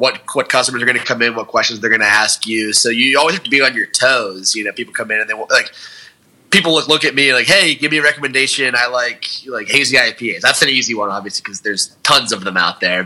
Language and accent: English; Johnstown, United States; the brewery in my hometown, Stonebridge, from Johnstown